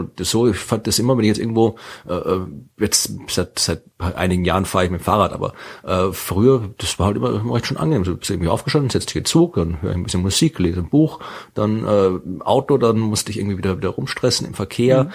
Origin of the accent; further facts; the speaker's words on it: Wachau, Lower Austria, Austria; Das liegt in der Wachau. Ja, also da, mhm. wo ich herkomme, aus der Gegend in Österreich.